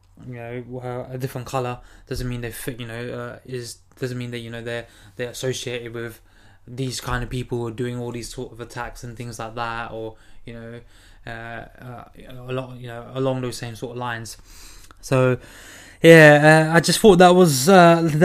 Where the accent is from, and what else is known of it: United Kingdom; born or raised there; also born or lived in Gujarat, India (ancestry)